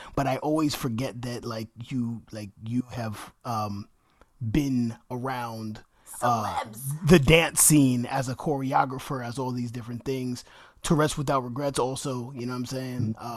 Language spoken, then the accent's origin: English; New York, United States; people in my neighborhood in Washington Heights who didn't speak English.